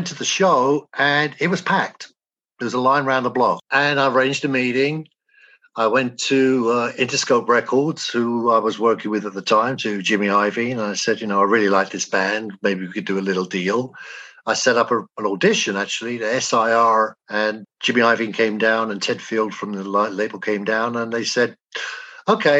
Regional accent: England, United Kingdom; moved away as an adult; which I grew up with in England.

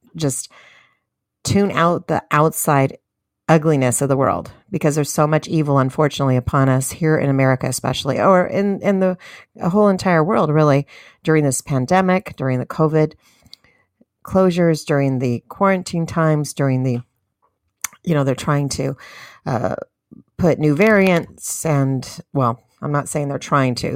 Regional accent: United States

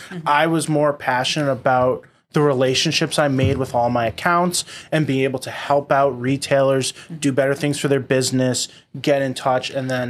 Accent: Boston, Massachusetts, United States; born and raised in Boston

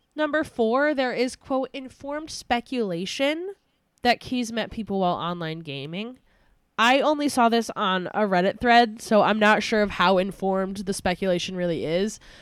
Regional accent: Albany, New York, United States; my hometown

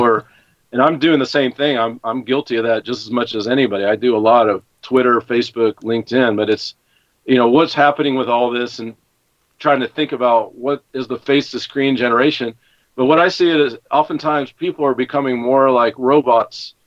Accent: Knoxville, Tennessee, United States; moved away as an adult; also born or lived in California / Austin, Texas; now in São Paulo area, Brazil; Growing up in Knoxville, Tennessee

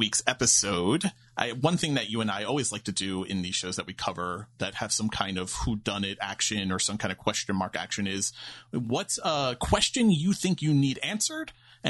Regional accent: New York, United States; Listen, I'm from New York.

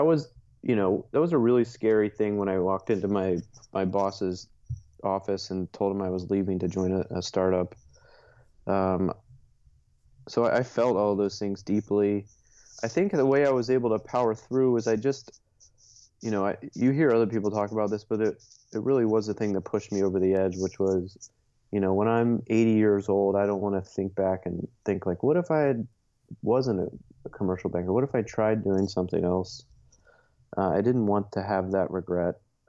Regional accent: Dayton, Ohio, United States; moved away as an adult; now in Chicago, United States; born and raised in Dayton, Ohio

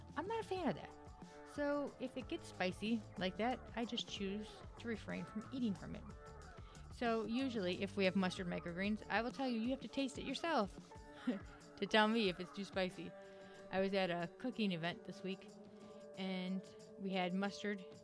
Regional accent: Wisconsin, United States; moved away; I am from Wisconsin

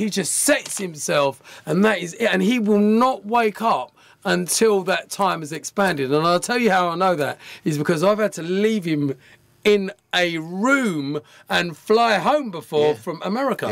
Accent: Colchester, East of England, United Kingdom; moved away; also born or lived in London; I came from Colchester. I was with all my brethren, the Brown Brothers.

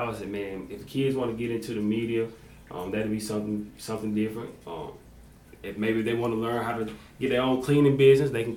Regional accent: Jonesville, South Carolina, United States; I ended up going to Union, you know, I'm from Jonesville when they consolidated us.

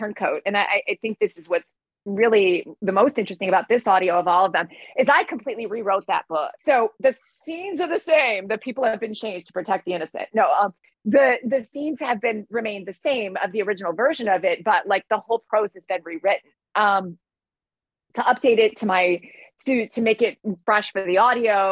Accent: Detroit, Michigan, United States; I'm from Detroit

